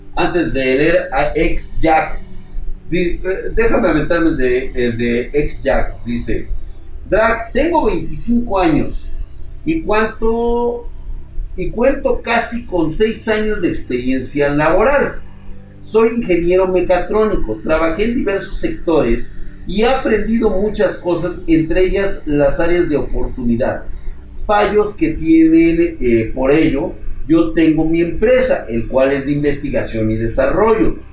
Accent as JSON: {"language": "Spanish", "country": "Mexico", "said": "somos mexicanos"}